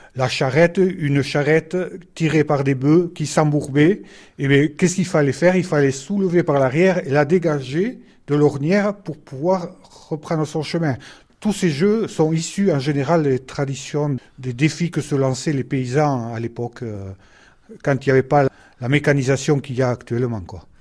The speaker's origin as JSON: {"language": "French", "town": "Gabat", "region": "Nouvelle-Aquitaine", "country": "France", "said": "je suis de Gabat, et je suis éleveur sur la commune"}